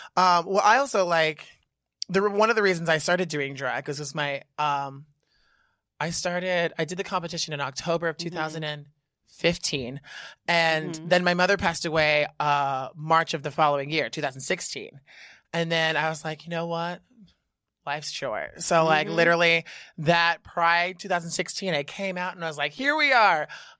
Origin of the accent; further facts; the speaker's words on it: Reno, Nevada, United States; now in New York, United States; I'm from Reno, Nevada.